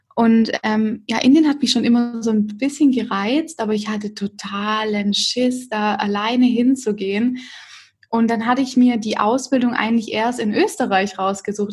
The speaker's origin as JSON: {"language": "German", "area": "Stuttgart area", "region": "Baden-Württemberg", "country": "Germany", "lives_now": "Stuttgart, Germany", "said": "Ich komme eigentlich aus der Umgebung von Stuttgart"}